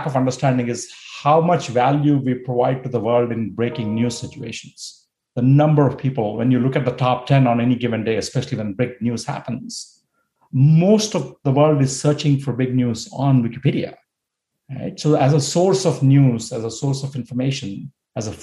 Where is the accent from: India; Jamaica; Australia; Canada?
India; moved away as an adult; also born or lived in United States; I grew up in India. I moved to the US to study